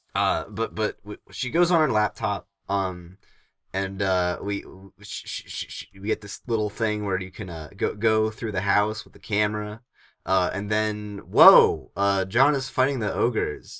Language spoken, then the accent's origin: English; Northeastern United States, United States